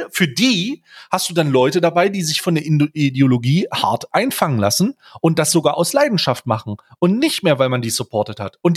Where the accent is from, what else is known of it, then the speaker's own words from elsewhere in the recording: East Germany, Germany; ob ich denn Rechtsextremer bin und ob so und warum so viele Rechtsextreme bei uns im Osten sind.